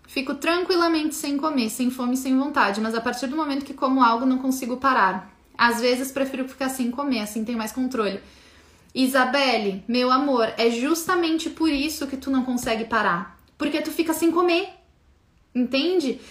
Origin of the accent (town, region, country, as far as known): Brazil